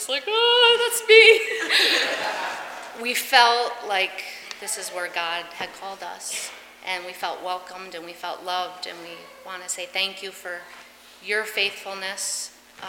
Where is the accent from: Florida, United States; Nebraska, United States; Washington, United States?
Florida, United States; moved away as an adult; we moved up here from Florida